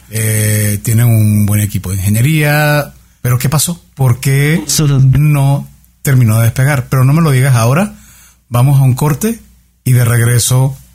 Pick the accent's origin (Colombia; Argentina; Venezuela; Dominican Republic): Colombia; now in Mexico; a mí como colombiana en México, porque parece evidente que como somos latinoamericanos hablamos el mismo idioma, entonces es, es algo, teoría es algo rápido. Pero yo en mi caso, por ejemplo, que tengo casi 15 años en México